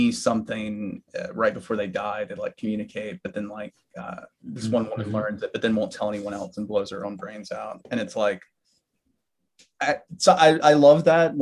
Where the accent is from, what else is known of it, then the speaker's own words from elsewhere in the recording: Alabama, United States; moved away; I grew up in Alabama